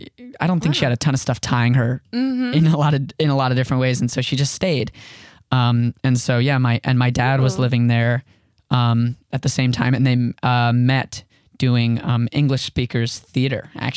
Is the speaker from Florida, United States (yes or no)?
yes; West Palm Beach, Florida, United States; also born or lived in Bryn Mawr, Pennsylvania; I'm from West Palm Beach, Florida is where I grew up. I was born in Bryn Mawr, Pennsylvania, but we quickly moved to West Palm when I was young.